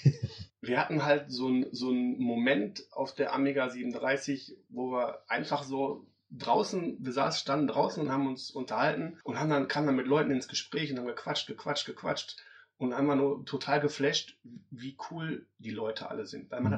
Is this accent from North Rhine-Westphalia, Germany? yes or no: yes; Duisburg, North Rhine-Westphalia, Germany; Ich bin halt ein Ruhrpott-Kind, ja? ja. Ich bin auf, auf, Kohle, auf Kohle groß geworden